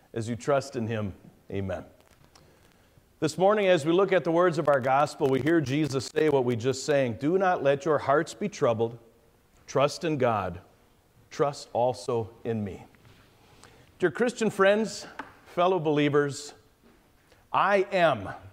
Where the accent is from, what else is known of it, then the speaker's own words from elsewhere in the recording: Caledonia, Wisconsin, United States; I'm from Wisconsin, the far southeastern corner, this place called Caledonia.